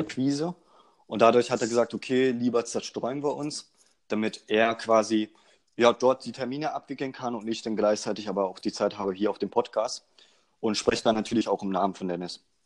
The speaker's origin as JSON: {"language": "German", "town": "Magdeburg", "region": "Saxony-Anhalt", "country": "Germany", "said": "Wir kommen aus Magdeburg"}